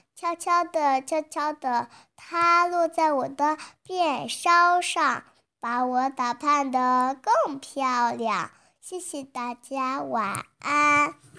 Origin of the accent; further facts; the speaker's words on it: Xi'an, Shaanxi, China; ，今年我四岁了。